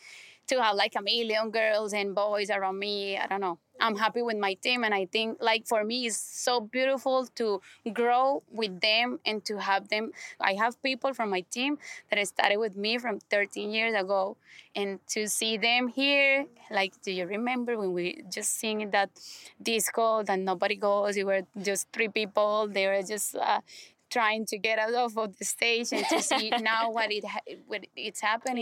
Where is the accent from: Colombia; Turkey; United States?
Colombia; English is a second language; I'm from Colombia